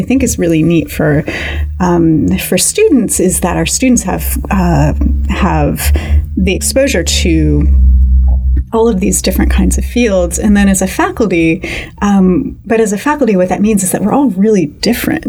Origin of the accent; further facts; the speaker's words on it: outside Cleveland, Ohio, United States; moved away as an adult; also born or lived in Pennsylvania / Massachusetts / New York; now in Little Rock, United States; I grew up outside Cleveland in a small town on the west side in the kind of industrial Rust Belt core